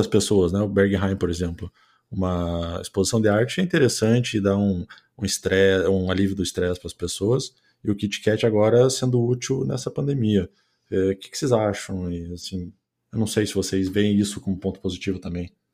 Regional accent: Curitiba, Paraná, Brazil; moved away as an adult; now in Germany; eu sou de Curitiba

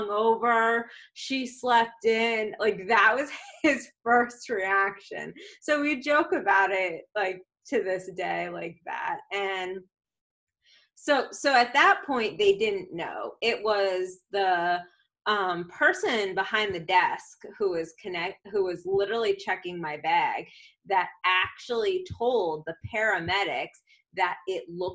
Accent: Boston, Massachusetts, United States; now in Houston, United States; I'm from Boston, I'm back home

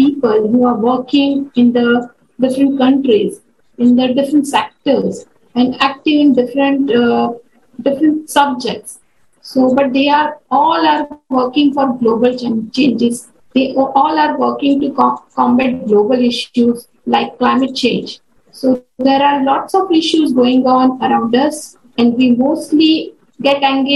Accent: India; In my home country, India

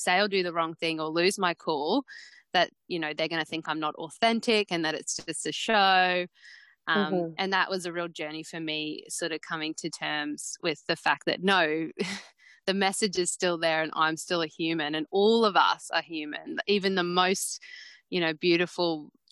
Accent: Mackay, Queensland, Australia; born or raised there

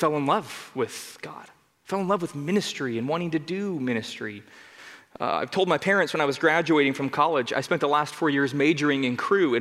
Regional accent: Denver, Colorado, United States; also born or lived in Arvada, Colorado; I grew up in Denver, Colorado

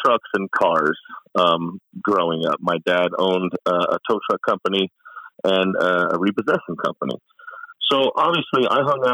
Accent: Long Beach, California, United States; moved away as an adult; now in Utah, United States; So I was born in Northern California, raised in Long Beach, Long Beach, Lakewood area my whole life

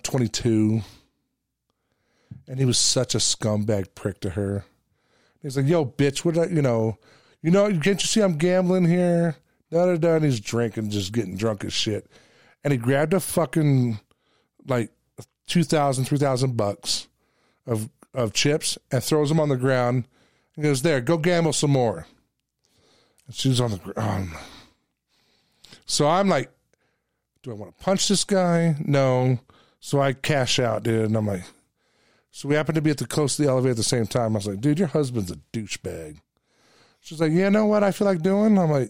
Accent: New Jersey, United States; I'm from New Jersey.

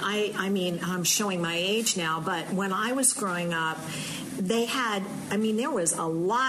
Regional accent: South Louisiana, United States; moved away; I grew up in South Louisiana.

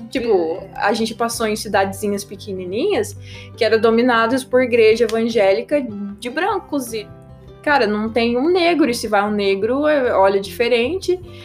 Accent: Taubaté, São Paulo, Brazil; moved away as an adult; also born or lived in California; eu nasci em Taubaté

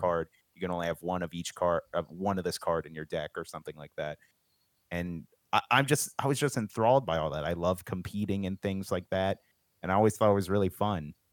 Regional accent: Pennsylvania, United States; I'm from Pennsylvania there's a lot of farms around here

